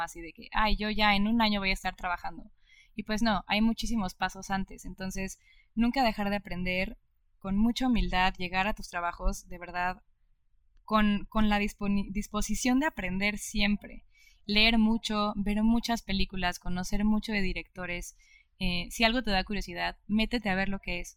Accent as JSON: {"language": "Spanish", "country": "Mexico", "said": "yo estoy orgullosísima de ser cineasta mexicana"}